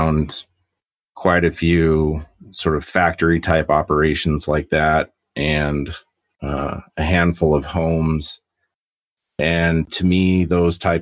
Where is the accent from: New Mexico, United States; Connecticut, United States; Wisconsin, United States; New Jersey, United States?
New Mexico, United States; Albuquerque; moved away as an adult; now in Castle Rock, United States; I was born and raised in Albuquerque, New Mexico.